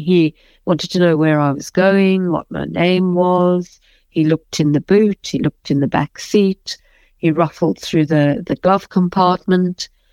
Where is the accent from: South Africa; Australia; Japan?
South Africa; moved away; I might be a white South African, but I'm as South African as anybody else